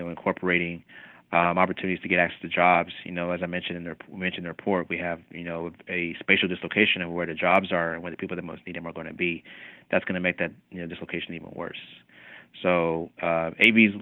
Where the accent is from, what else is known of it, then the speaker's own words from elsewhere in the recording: Kingsport, Tennessee, United States; now in Alexandria, United States; I grew up in East Tennessee in a city called Kingsport, about an hour northeast of Knoxville.